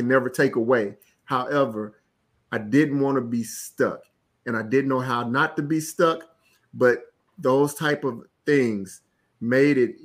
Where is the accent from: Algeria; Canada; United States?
United States; Florence, Alabama; I'm from a small town. I'm from Florence, Alabama